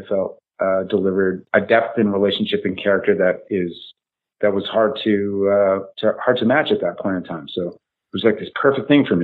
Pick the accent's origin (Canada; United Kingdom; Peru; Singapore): Canada; Winnipeg, Manitoba; moved away; I'm from the north end of Winnipeg. It's where I was born. I was born in the worst fucking neighborhood in Winnipeg